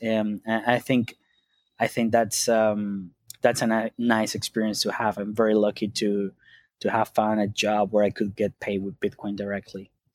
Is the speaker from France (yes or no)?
no; Venezuela; moved away; I grew up in Venezuela